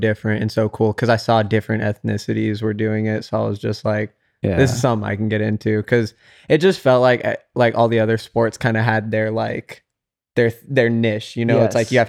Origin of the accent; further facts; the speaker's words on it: Carson City, Nevada, United States; So definitely growing up, being ethnically ambiguous in a small white town was kind of like, I already knew I was different.